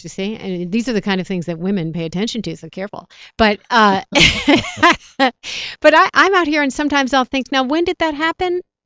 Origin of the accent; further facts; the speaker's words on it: New York, United States; moved away as an adult; now in Los Angeles, United States; I'm a New Yorker. So I was, I grew up and we got snow and we got rain.